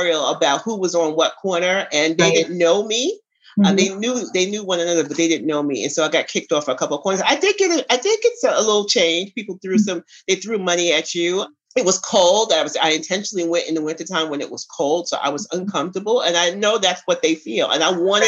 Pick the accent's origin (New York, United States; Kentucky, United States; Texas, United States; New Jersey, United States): New York, United States; New York City; now in Atlanta, United States; I'm a New Yorker, so I knew the city